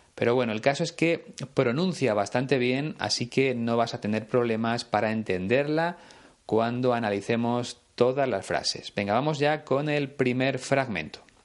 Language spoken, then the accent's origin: Spanish; Spain; aquí en mi país, en España